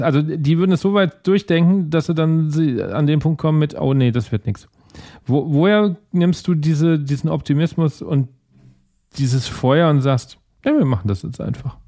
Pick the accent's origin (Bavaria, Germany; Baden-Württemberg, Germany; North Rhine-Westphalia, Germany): Bavaria, Germany; Aschaffenburg; ich bin jetzt ursprünglich aus Aschaffenburg, das ist ja schon wieder, der Bayer würde sagen, nicht mehr Bayern.